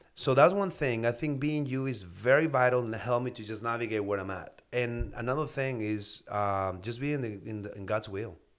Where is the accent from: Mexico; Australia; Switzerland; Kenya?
Mexico; Mexicali, Baja California; moved away as an adult; now in United States; I'm from Baja, Mexico, Mexicali. I moved to the States in two thousand two